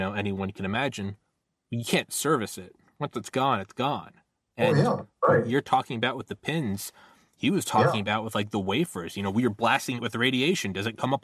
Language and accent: English; New England, United States; moved away; also born or lived in Georgia; I was born in New England